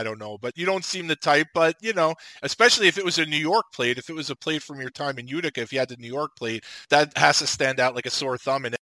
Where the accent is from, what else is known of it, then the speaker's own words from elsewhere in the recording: Slovakia; I had never seen a cell phone. I'm from Slovakia.